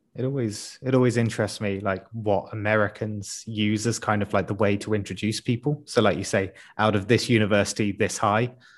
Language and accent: English; United Kingdom; as a Brit